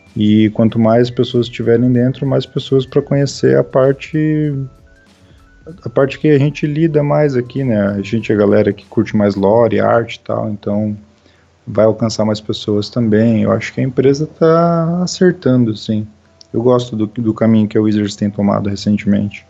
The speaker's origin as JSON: {"language": "Portuguese", "region": "Santa Catarina", "country": "Brazil", "tie": "born or raised there", "also_born_or_lived": "Foz do Iguaçu, Paraná, Brazil", "said": "quando eu tinha 10 anos, a gente veio embora para Santa Catarina"}